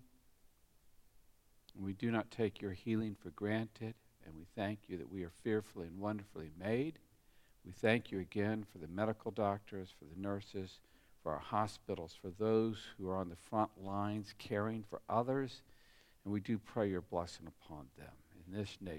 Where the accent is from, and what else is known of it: United States; born or raised there; now in Australia